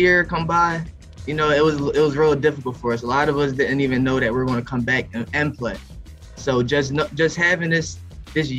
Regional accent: Bristol, Pennsylvania, United States; I'm from Bristol

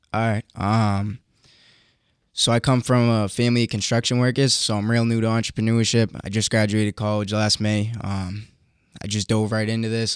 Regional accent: Boston, Massachusetts, United States; accent: Bostonian; I'm from Boston, Mass.

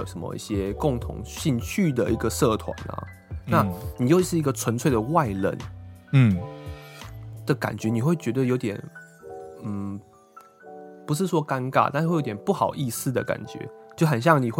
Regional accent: Taiwan; now in Tokyo, Japan; 就算我们台湾人来东京，

